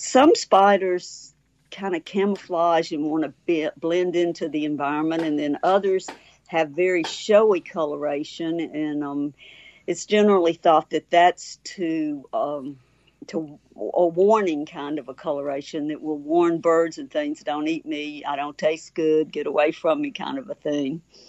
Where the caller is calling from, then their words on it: Bolton, Mississippi, United States; Okay, I'm back home. So I'm in Bolton, Mississippi, and glad to be here.